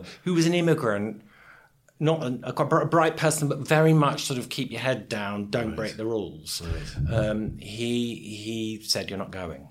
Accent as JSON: {"language": "English", "region": "London", "country": "United Kingdom", "tie": "born or raised there", "also_born_or_lived": "Swiss Cottage", "said": "I grew up in London"}